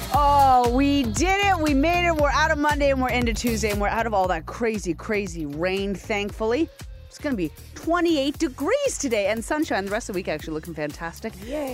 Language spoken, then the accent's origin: English; Nova Scotia, Canada; moved away; I'm from Nova Scotia and I'm very proud of my home province.